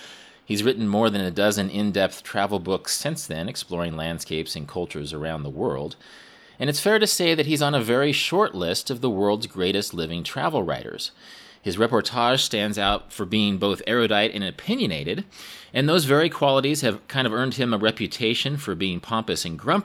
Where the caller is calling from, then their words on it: Kansas, United States; I'm actually calling you from Kansas